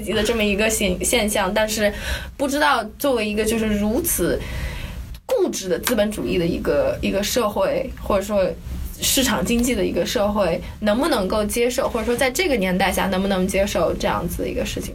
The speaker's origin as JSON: {"language": "Chinese", "country": "China", "moved": "yes", "lives_now": "New York, United States", "said": "我们是中国来的"}